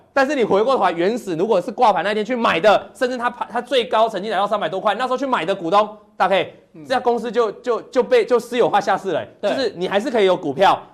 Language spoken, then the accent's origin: Chinese; Taiwan; 我们生于台湾这个地点